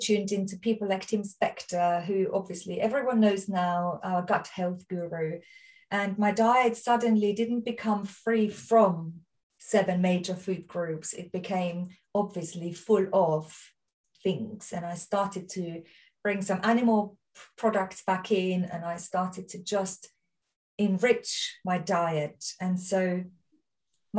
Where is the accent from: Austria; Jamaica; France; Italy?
Austria; accent: Austrian; now in Surrey, United Kingdom; I'm Austrian, my accent